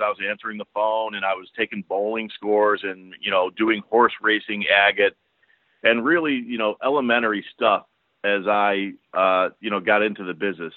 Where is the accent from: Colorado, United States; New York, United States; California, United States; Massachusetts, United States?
New York, United States; Buffalo; moved away as an adult; also born or lived in Albany / Harrisburg, Pennsylvania / Philadelphia; as a young kid growing up in Buffalo